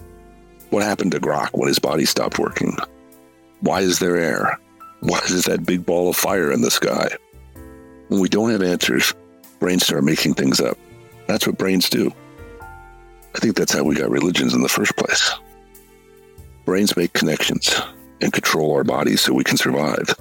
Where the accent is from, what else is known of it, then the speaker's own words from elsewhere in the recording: United States; I'm an American